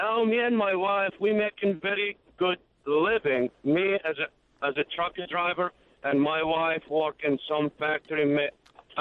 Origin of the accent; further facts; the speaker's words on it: Baghdad, Baghdad Governorate, Iraq; English is a second language; moved away as an adult; now in Jacksonville, United States; I'm from Baghdad, Iraq